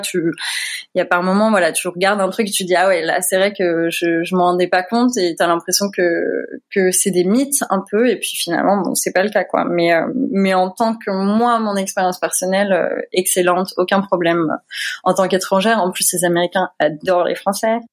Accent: Creil, Hauts-de-France, France; moved away as an adult; also born or lived in Seine-et-Marne / Paris; now in Louisville, United States; je suis originaire de Picardie. Je suis née à Creil

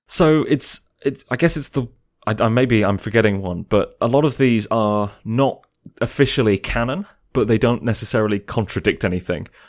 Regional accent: England, United Kingdom; me as an English person

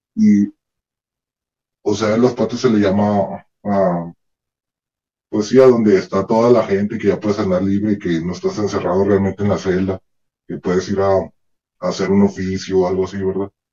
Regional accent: Ciudad Juárez, Chihuahua, Mexico; soy de Ciudad Juárez

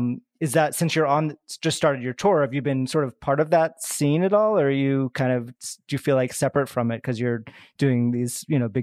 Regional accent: Boston, Massachusetts, United States; also born or lived in New York; now in Los Angeles, United States; I'm from Boston, so I'm East Coast originally. Okay. But now I've been out here for like almost 9 years. So now I feel like I've been here as long as I was in New York almost.

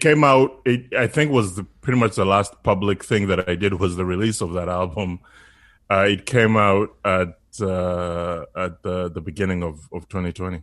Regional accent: Uganda; now in Canada; I was born in Uganda. So for me as an immigrant

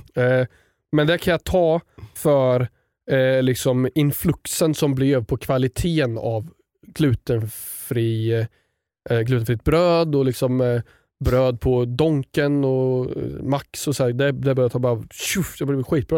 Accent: Östergötland, Sweden; accent: östgötska; jag tror min östgötska försvinner ju.

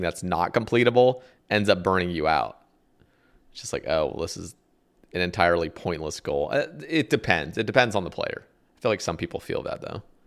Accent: Oregon, United States; also born or lived in Alabama; I moved from Alabama to Ore-, back to Oregon. I grew up in Oregon, and it's very liberal here

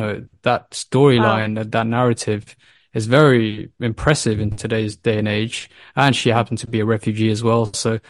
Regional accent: United Kingdom; I mean, myself, my co-founders, we all were born and raised in the UK, and you know, the UK education system is revered globally.

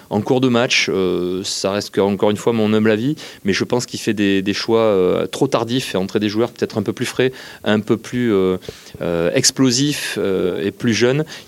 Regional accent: Bordeaux, Nouvelle-Aquitaine, France; je suis né à Bordeaux

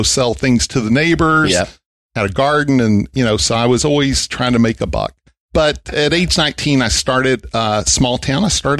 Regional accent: Vernon, Texas, United States; Yeah, you know, I grew up in a small town, Vernon, Texas. Never went to college, and really good parents. I was the youngest of four by a lot.

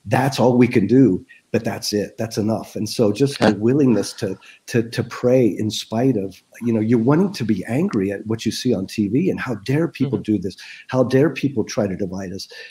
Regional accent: United States; as an American

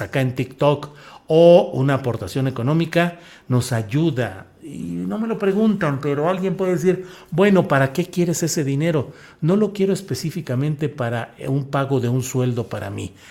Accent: Torreón, Coahuila, Mexico; also born or lived in San Luis Potosí / Mexico City; now in Zapopan, Mexico; Soy de la comarca, soy lagunero, nací ahí, ahí crecí y luego porque mi, mi padre tuvo que ir a trabajar desde San Luis Potosí, pues me asenté en San Luis Potosí

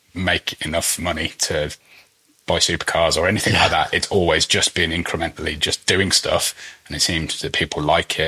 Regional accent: United Kingdom; being British

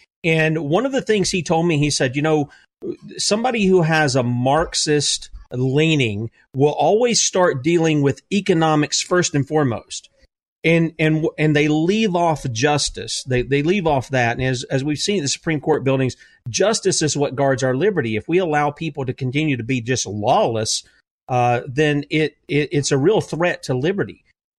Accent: the South, United States; I'm a Southern boy

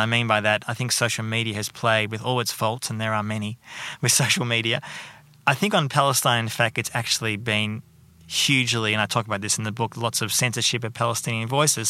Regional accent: Melbourne, Victoria, Australia; moved away as an adult; also born or lived in United Kingdom; now in Sydney, Australia; I'm from Melbourne

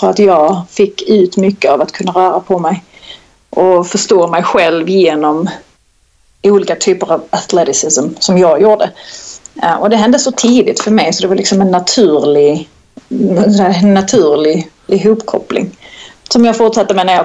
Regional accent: Skåne, Sweden; accent: Scanian; Och han, det enda jag har kunnat lära honom är med att jag pratar skånska

